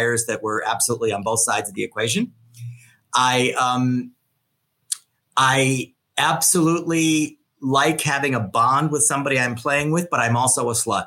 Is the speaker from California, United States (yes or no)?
no; Chicago, Illinois, United States; also born or lived in New York / Los Angeles; now in San Francisco, United States; I'm from Chicago